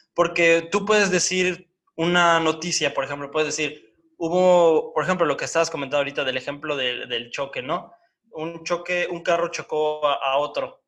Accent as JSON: {"language": "Spanish", "region": "Oaxaca", "country": "Mexico", "said": "A mí como oaxaqueño"}